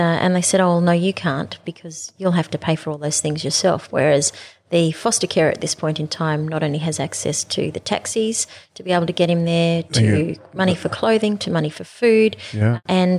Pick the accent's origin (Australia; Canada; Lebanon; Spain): Australia; Alice Springs, Northern Territory; I'm from the Territory